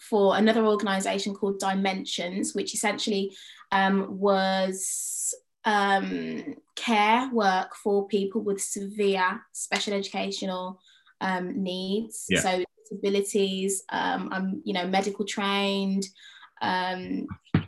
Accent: Birmingham, West Midlands, United Kingdom; moved away as an adult; Do I move home in the summer and look for work in Birmingham or in and around Birmingham

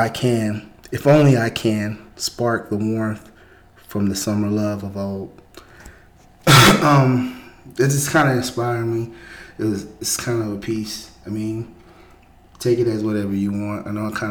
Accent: the Bay Area, California, United States; I'm from the Bay

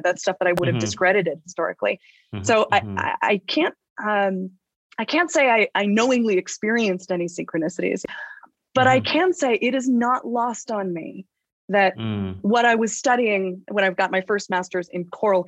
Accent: Los Angeles, California, United States; I'm a kid from Los Angeles. I grew up, my parents were actors. I grew up in the chaos of the Los Angeles upbringing

